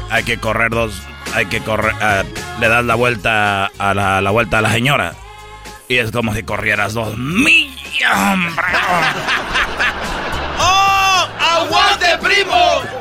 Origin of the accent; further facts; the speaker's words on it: Honduras; Fíjate, yo soy de Honduras, hombre.